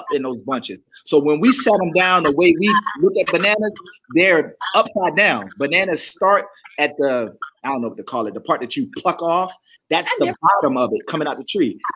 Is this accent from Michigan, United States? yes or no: no; Baltimore, Maryland, United States; I'm from Baltimore.